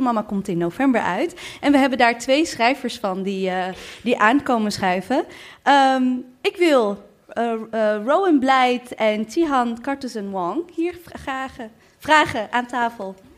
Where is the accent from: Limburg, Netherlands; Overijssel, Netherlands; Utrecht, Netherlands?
Utrecht, Netherlands; Maarssen; Ik ben opgegroeid in Maarsen.